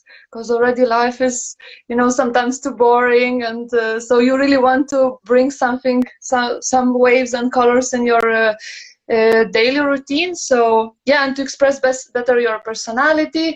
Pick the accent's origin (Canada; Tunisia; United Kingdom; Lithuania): Lithuania; moved away as an adult; now in Copenhagen, Denmark; originally I'm from Lithuania, Litauen, and now based in Copenhagen already the fourth year